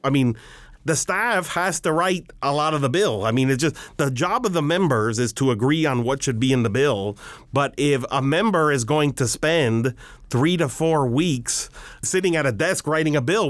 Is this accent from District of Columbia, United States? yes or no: no; Miami, Florida, United States; moved away as an adult; now in Washington, United States; I went to public schools all throughout my time in Miami. I graduated from Miami Beach High School